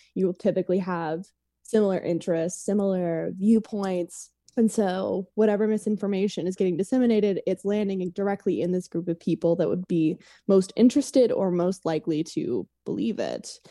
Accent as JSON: {"language": "English", "town": "Oklahoma City", "region": "Oklahoma", "country": "United States", "tie": "born or raised there", "moved": "as an adult", "lives_now": "Los Angeles, United States", "said": "I was born and raised in Oklahoma City, um, and then after college, moved to Los Angeles to work"}